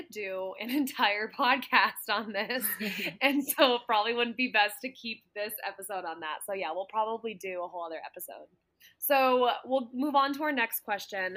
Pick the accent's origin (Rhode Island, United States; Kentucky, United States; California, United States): California, United States; Santa Clarita; moved away as an adult; Santa Clarita where I grew up, and you know, I grew up in Southern California